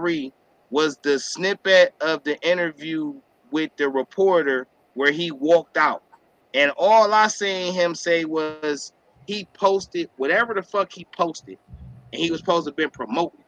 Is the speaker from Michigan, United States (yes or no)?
no; Cleveland, Ohio, United States; I'm from Cleveland, Ohio, right? I grew up in a project, an estate, a community housing that most people know is Moore's Black